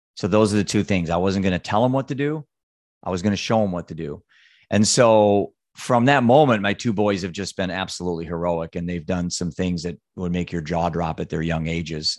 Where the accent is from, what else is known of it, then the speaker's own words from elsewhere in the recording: Solon, Iowa, United States; Solon, Iowa